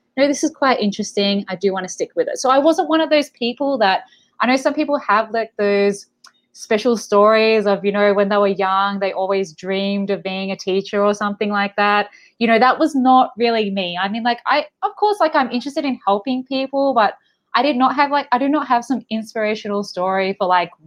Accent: Melbourne, Victoria, Australia; moved away; I'm from Melbourne, Australia, originally.

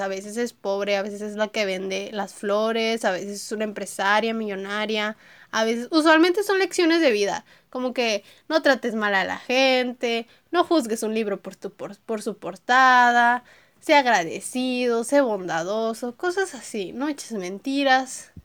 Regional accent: Monterrey, Nuevo León, Mexico; yo soy de Monterrey, Nuevo León, entonces soy una niña regia

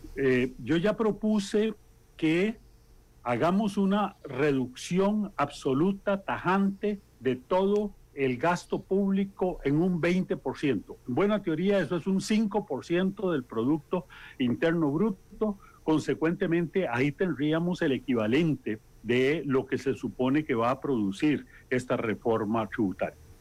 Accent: Costa Rica

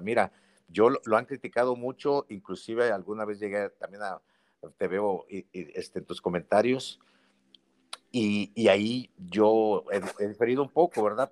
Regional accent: Mexico; Yo soy mexicano, mucho orgullo

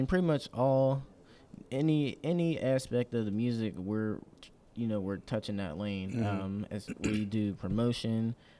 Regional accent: Pittsburgh, Pennsylvania, United States; CEO of Big Stacks Entertainment. I'm born and raised in Pittsburgh, was raised up in Wilkinsburg.

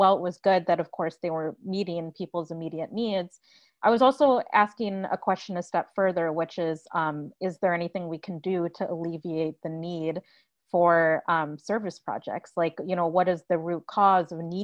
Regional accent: Milwaukee, Wisconsin, United States; also born or lived in New York City; I am originally from Milwaukee, Wisconsin.

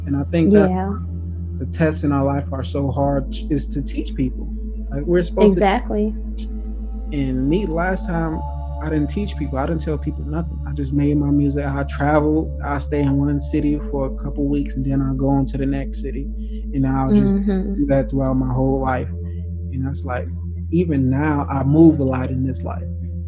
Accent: Indiana, United States; also born or lived in Atlanta, United States / Milwaukee, United States; well no yeah, I moved to first I was born in Atlanta, then my family moved to Milwaukee, then we moved to Indiana.

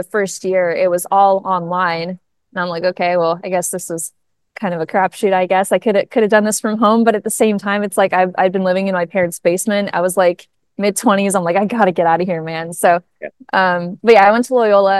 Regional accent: Missouri, United States; now in Chicago, United States; I'm from Missouri

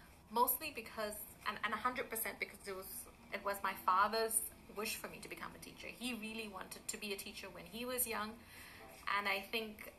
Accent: Durban, KwaZulu-Natal, South Africa; moved away as an adult; also born or lived in Chatsworth; now in Italy; I grew up in Durban

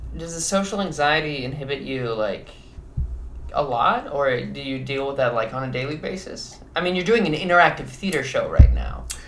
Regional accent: Midwest, United States; now in New York City, United States; I'm from the Midwest

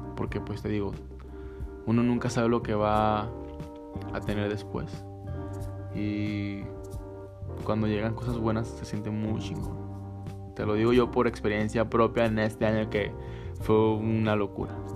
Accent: northern Mexico, Mexico; así somos los norteños el norte

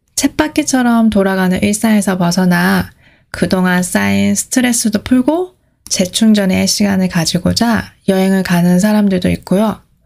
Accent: South Korea; 제가 한국에서 왔다고 하면

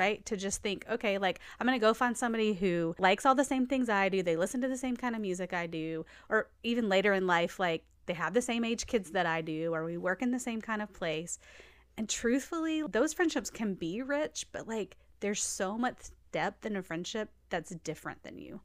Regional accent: Nashville, Tennessee, United States; I grew up in Nashville

